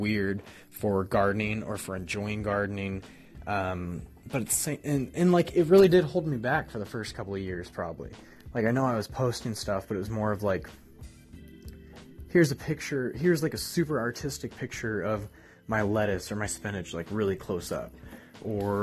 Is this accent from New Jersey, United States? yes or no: no; Ohio, United States; I grew up in Ohio